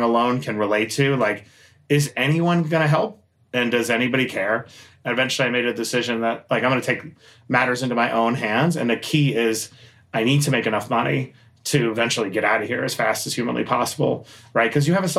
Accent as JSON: {"language": "English", "town": "New York City", "region": "New York", "country": "United States", "tie": "born or raised there", "said": "I grew up in Queens, New York, shout out to Queens"}